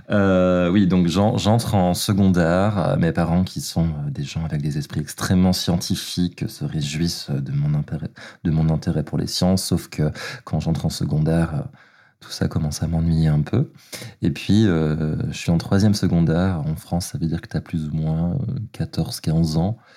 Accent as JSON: {"language": "French", "country": "Belgium", "tie": "born or raised there", "moved": "yes", "said": "j'ai grandi en Belgique, je viens d'un petit village qui s'appelle Uln et qui est euh, situé des frontières euh, néerlandaises et allemandes. Et donc je grandis dans un tout petit village donc, à la campagne parmi les vaches."}